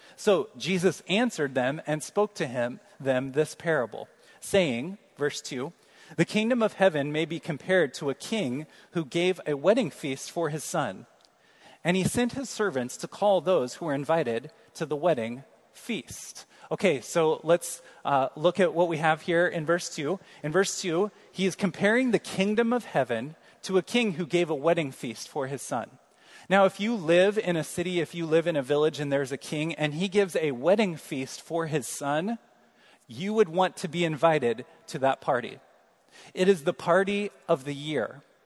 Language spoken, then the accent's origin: English; Kansas City, Missouri, United States; moved away; I'm from Kansas City